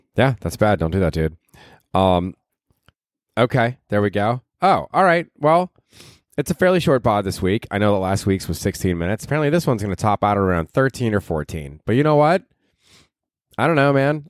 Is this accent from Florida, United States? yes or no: yes; Tampa, Florida, United States; moved away; I grew up in Tampa